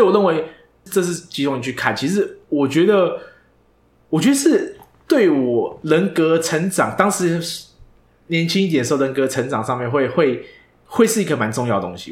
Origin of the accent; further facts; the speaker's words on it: Taiwan; 身为一个台湾人